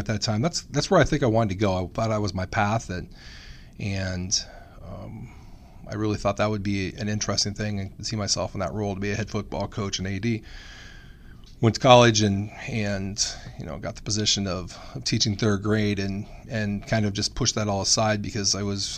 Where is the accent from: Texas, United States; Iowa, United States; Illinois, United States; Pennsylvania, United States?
Iowa, United States; Sigourney; moved away as an adult; also born or lived in Pella, Iowa; now in Grinnell, United States; I grew up in the town of Sigourney, Iowa, on Highway 92.